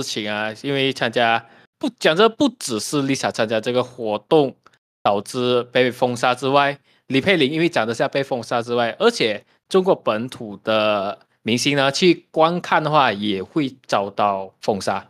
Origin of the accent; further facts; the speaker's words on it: Malaysia; 毕竟一方面我们大马人没有这种问题啊，我们都会有很多语言嘛，我们方言也会，我们的嗯。中文啊、英文啊、国语啊也会啊